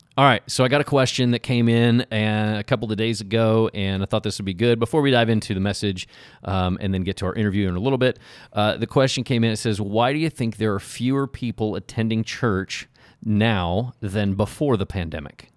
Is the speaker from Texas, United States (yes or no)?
no; Oklahoma City, Oklahoma, United States; I grew up in Oklahoma City